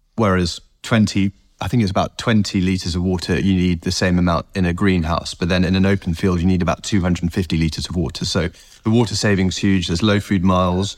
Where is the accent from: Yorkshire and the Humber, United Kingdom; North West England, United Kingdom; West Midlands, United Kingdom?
West Midlands, United Kingdom; North Herefordshire; I grew up in North Herefordshire